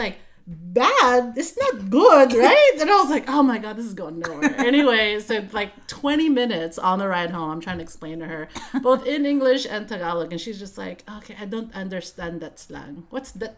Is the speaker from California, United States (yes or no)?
yes; Vallejo, California, United States; I grew up in Vallejo. V-Town